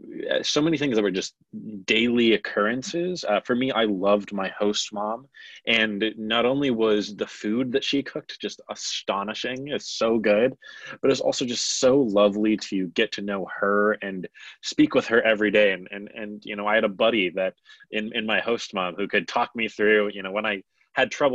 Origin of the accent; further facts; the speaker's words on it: Chicago suburbs, Illinois, United States; I am originally from the Chicago suburbs